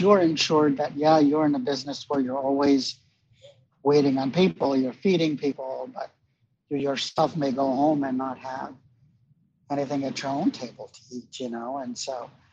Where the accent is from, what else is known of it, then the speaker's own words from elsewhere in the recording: India; moved away; I'm Indian.